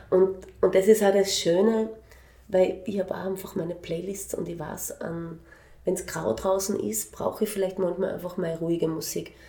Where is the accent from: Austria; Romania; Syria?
Austria; Graz, Styria; moved away as an adult; also born or lived in Vienna / Linz; erste Klasse Volksschule habe ich in Wien gemacht mhm. und dann bin ich in Graz gewesen